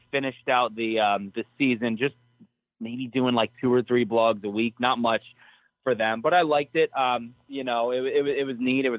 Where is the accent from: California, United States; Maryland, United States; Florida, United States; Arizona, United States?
Maryland, United States; Howard County; I'm from Howard County. You know, went to Reservoir High School.